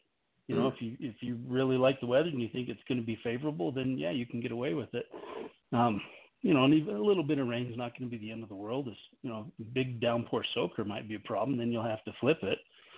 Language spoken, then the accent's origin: English; Missouri, United States; Like, we're from Missouri, right?